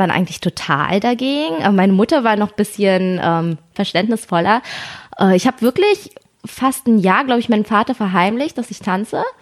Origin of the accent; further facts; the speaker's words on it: Germany; weil ich bin ja hier in Deutschland aufgewachsen und alle Kinder konnten trotzdem ihren Hobbys nachgehen